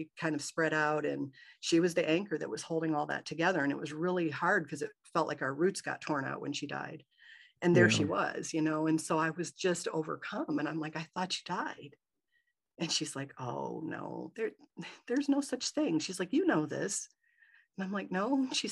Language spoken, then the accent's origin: English; Michigan, United States; I grew up in Michigan